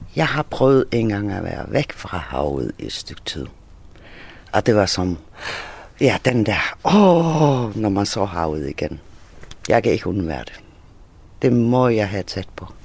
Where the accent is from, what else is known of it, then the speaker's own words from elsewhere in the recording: Faroe Islands; also born or lived in Thyborøn; now in Hvide Sande, Denmark; jeg er færing